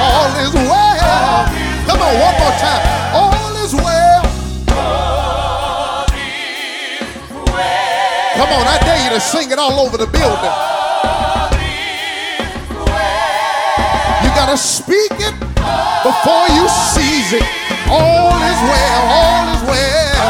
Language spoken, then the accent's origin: English; Georgia, United States; my home state, Georgia